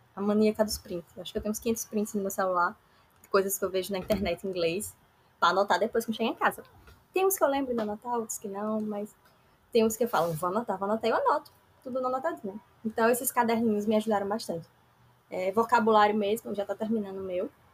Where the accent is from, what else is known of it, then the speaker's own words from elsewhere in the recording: Aracaju, Sergipe, Brazil; Sou daqui de Aracaju, Sergipe